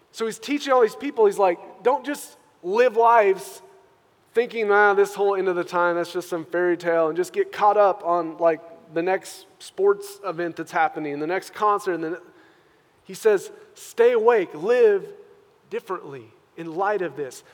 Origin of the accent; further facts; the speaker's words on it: United States; us as Christian American believers